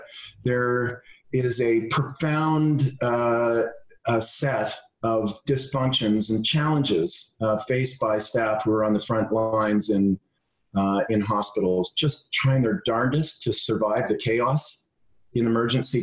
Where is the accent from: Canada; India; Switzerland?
Canada; Ontario; I come from Ontario, and I'm the son of an engineer